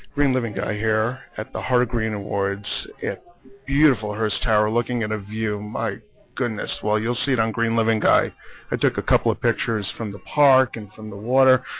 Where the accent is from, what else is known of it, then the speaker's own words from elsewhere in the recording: New York, United States; as a New Yorker